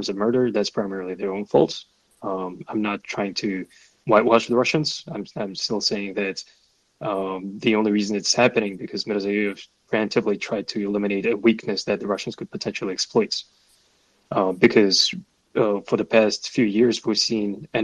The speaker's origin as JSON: {"language": "English", "country": "Kazakhstan", "said": "I'm from Kazakhstan"}